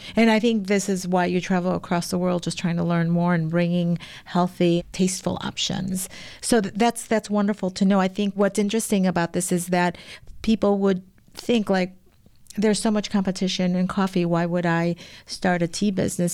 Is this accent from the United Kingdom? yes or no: no; Mexico; now in Chicago, United States; I'm from Mexico, and in Mexico, there are certain types of teas that are just part of the culture